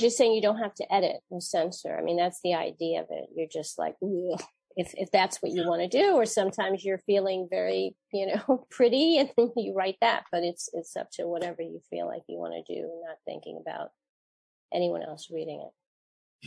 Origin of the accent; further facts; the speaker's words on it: The Hague, South Holland, Netherlands; I was born there in The Hague